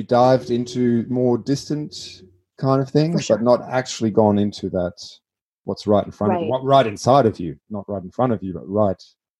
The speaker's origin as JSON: {"language": "English", "country": "Germany", "tie": "born or raised there", "moved": "yes", "lives_now": "Australia", "said": "I'm originally from Germany. That's where I grew up."}